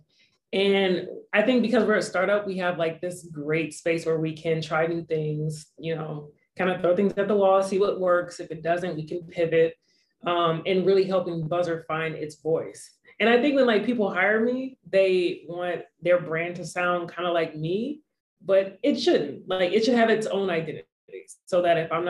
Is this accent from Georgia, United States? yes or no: yes; Atlanta, Georgia, United States; also born or lived in Los Angeles; I was raised in Atlanta